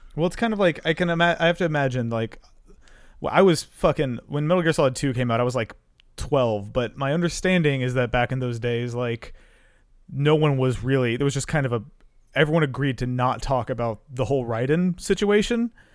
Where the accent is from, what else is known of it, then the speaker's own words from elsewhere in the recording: North Carolina, United States; also born or lived in Georgia; I uh, grew up in North Carolina